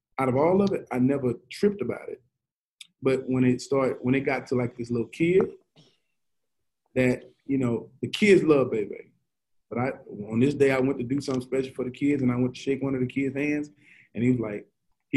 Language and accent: English; Shreveport, Louisiana, United States; born or raised there